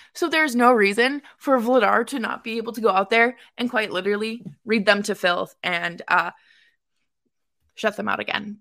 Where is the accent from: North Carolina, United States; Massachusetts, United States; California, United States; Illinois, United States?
Massachusetts, United States; Boston; also born or lived in upstate New York; now in New York, United States; I'm originally from Boston